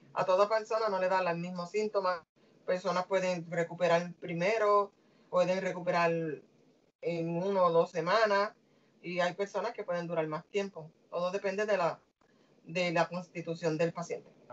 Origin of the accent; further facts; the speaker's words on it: Puerto Rico; como boricua que soy